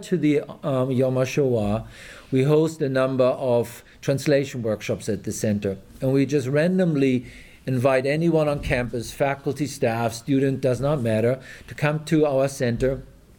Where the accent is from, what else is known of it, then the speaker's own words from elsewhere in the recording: Germany; English is a second language; moved away as an adult; now in Texas, United States; you probably will have noticed by my absent Texan accent that I'm originally from Germany. When I grew up in Germany